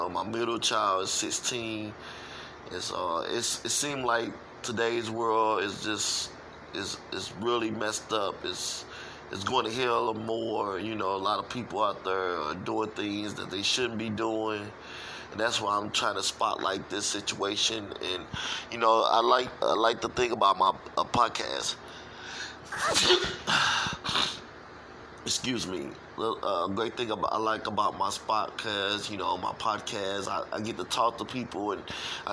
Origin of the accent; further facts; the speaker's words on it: St. Louis, Missouri, United States; I'm from St. Louis, and I was raised up in the streets of St. Louis all my life